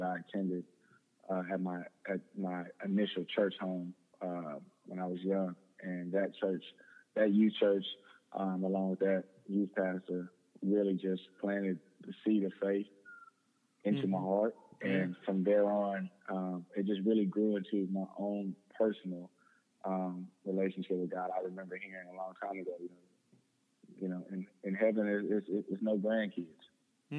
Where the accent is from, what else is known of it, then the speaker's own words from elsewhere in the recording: Houston, Texas, United States; just grew up in Houston area, like you said. I went to Klein Forest High School out here on the northwest side of Houston